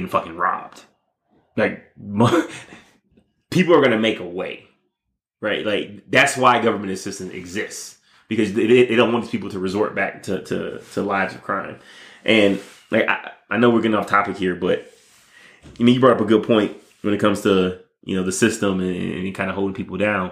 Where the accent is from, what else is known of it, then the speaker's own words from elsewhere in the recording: Detroit, Michigan, United States; moved away; also born or lived in Las Vegas, Nevada; I was growing up in Detroit, Michigan. Luckily, my grandparents, you know, took me from Detroit and moved me out to Las Vegas